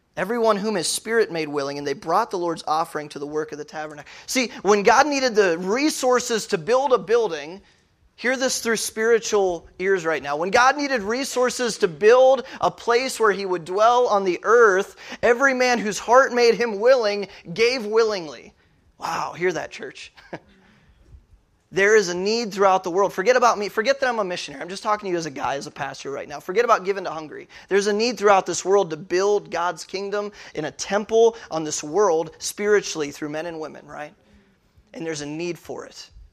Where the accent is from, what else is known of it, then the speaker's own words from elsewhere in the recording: New Philadelphia, Ohio, United States; I'm from Northeast Ohio, from New Philly, Ohio